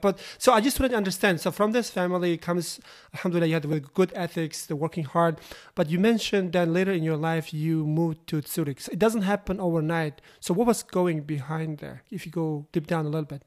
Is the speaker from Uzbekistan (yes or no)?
yes; Uzbekistan; I am originally Uzbekistan